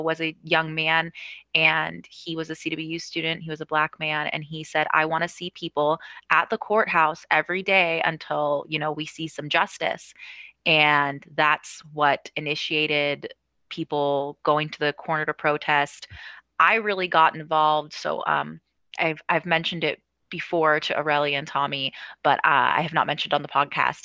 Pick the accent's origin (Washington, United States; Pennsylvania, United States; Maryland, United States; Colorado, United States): Washington, United States; Ellensburg; also born or lived in Sweden / Seattle / Bellingham; when I was 4 years old, my mom got a job at Central Washington University